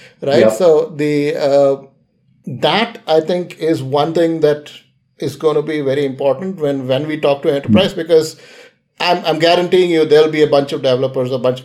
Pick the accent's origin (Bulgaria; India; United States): India; I'm an Indian